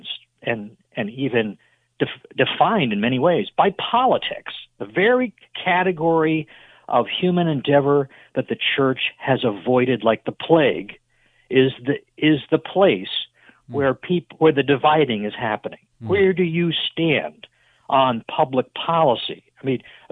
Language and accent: English; Massachusetts, United States; moved away as an adult; now in Memphis, United States; I was born and raised in Massachusetts